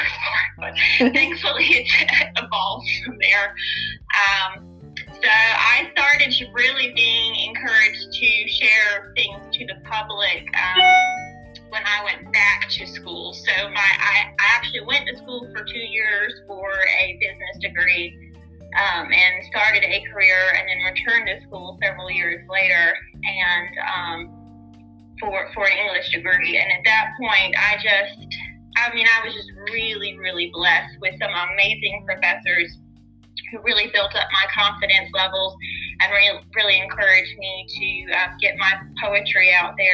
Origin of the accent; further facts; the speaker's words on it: the South, United States; growing up in the South